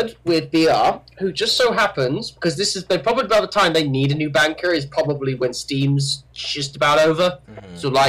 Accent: United Kingdom; I am British.

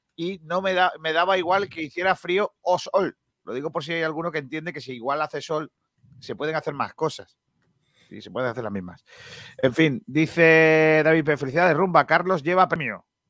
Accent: Andalusia, Spain; lo que tiene ser andaluz

